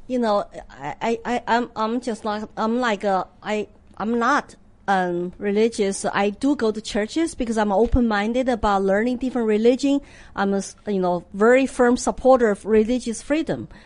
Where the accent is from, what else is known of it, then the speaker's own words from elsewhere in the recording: Sichuan, China; English is a second language; moved away as an adult; also born or lived in Austin, Texas / Hong Kong; now in United States; I'm from Sichuan